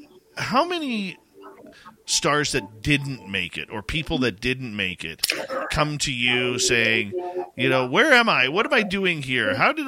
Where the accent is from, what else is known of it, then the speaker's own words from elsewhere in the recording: Vancouver, British Columbia, Canada; I'm from Vancouver, who the hell are you? Kind of thing.